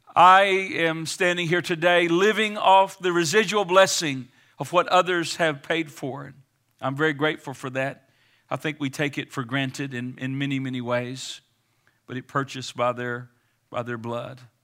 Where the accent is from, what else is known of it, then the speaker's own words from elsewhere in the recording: United States; I'm American today. I'm an American citizen